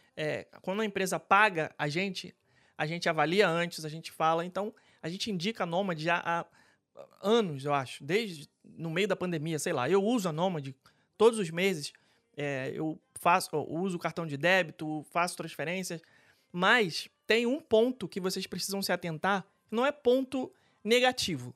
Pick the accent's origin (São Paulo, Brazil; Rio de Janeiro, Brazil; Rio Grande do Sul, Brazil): Rio de Janeiro, Brazil; now in Orlando, United States; eu sou carioca